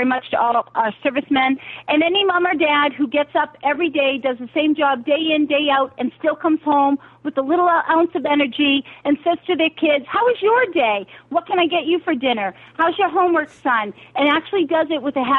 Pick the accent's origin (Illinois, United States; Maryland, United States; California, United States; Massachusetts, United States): Massachusetts, United States; I'm from Massachusetts